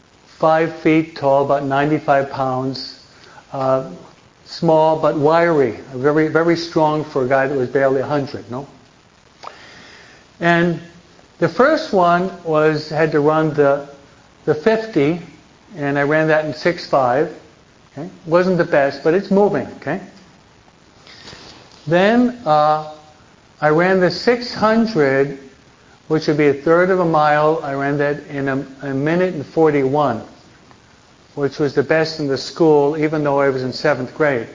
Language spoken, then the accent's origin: English; United States; also born or lived in New Jersey; now in California, United States; at least I'm from the East Coast, I'm a New Yorker from New York, New Jersey.